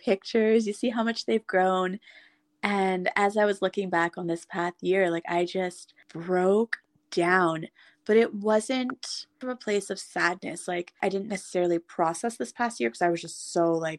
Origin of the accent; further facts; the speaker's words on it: Ottawa, Ontario, Canada; moved away as an adult; I went home to Ottawa, and I now have such a love and appreciation for my hometown